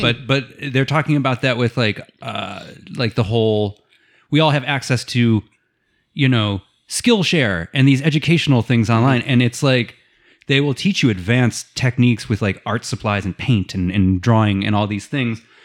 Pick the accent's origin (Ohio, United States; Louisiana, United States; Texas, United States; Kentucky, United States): Ohio, United States; being a Midwesterner from Ohio.